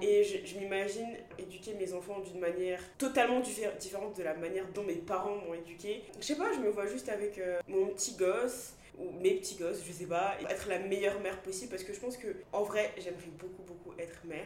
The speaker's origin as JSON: {"language": "French", "country": "Côte d’Ivoire", "tie": "born or raised there", "also_born_or_lived": "Bordeaux, France / England", "first_language": "French", "moved": "yes", "said": "j'ai grandi en Côte d'Ivoire"}